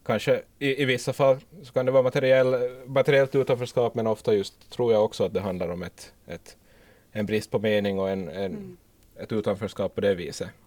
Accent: Ostrobothnia, Finland; Men, men, men som österbottning, tidigare i alla fall, så, så kan jag ju säga att vägarna där är inte heller i så gott skick.

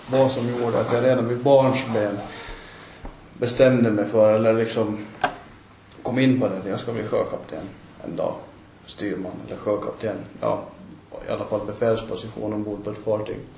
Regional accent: Åland Islands; now in Jomala, Åland; från Jomala, 27 år, ursprungligen kommer från Jurmo, Brända.

